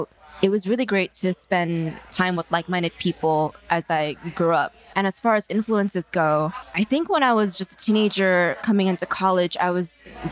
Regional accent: San Francisco, California, United States; moved away as an adult; now in New York, United States; I feel very fortunate to have my childhood be in San Francisco and then New York. They're two very diverse places, very accepting. I went to a performing arts high school

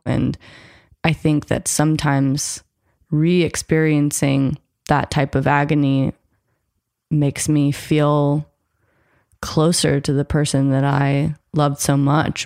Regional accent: United States; I grew up American, I'm half white, I have all of the entitlement that comes with being American

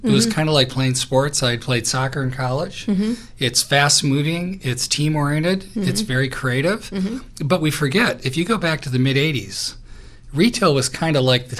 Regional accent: Midwest, United States; moved away; I grew up in the Midwest

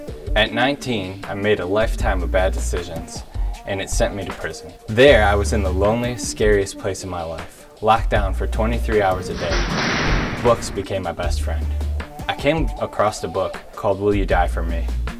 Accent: Flint, Michigan, United States; I grew up in Flint, Michigan.

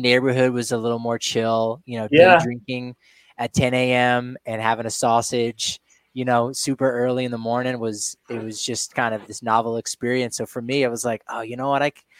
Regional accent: New Jersey, United States; moved away; So I'm originally from New Jersey.

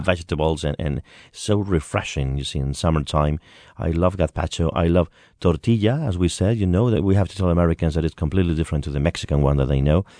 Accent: Madrid, Community of Madrid, Spain; That's my city, Madrid, the capital of Spain

